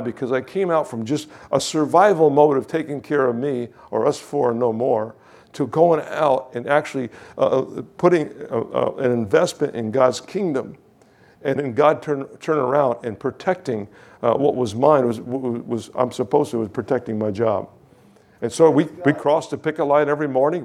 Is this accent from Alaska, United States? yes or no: no; Kingston, New York, United States; I was from Kingston, New York, traveled to Shippingport, Pennsylvania.